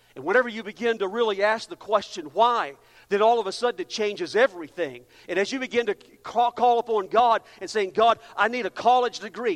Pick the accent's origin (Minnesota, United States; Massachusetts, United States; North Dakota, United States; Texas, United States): Texas, United States; Amarillo; moved away; I'm from El, uh, Amarillo, so I feel like I've just come back home